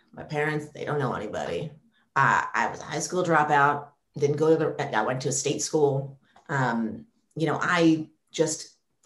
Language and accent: English; New York, United States; moved away as an adult; New York's my hometown. I've never wanted to leave